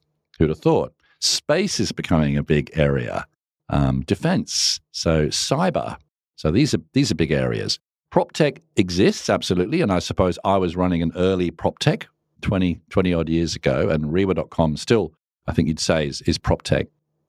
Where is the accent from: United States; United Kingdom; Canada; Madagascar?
United Kingdom; England; also born or lived in Singapore; now in Australia; I was actually from England and then Singapore and here an economics teacher.